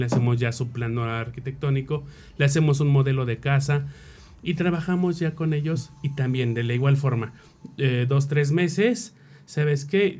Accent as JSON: {"language": "Spanish", "region": "Mexico City", "country": "Mexico", "said": "nosotros que somos de la Ciudad de México"}